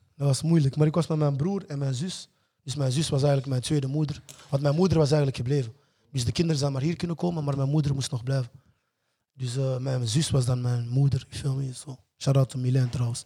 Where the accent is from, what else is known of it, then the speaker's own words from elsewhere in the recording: Antwerp, Flanders, Belgium; also born or lived in Congo; Ik ben hier gekomen op zesjarige leeftijd. Als immigrant